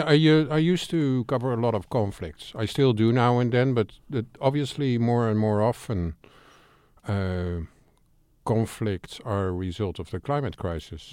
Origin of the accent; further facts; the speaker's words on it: Amsterdam, North Holland, Netherlands; I'm from Amsterdam